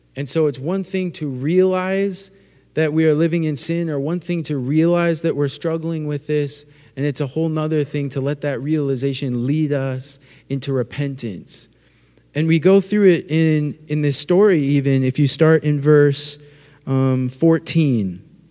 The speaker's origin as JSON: {"language": "English", "region": "North Dakota", "country": "United States", "moved": "yes", "said": "I'm from North Dakota"}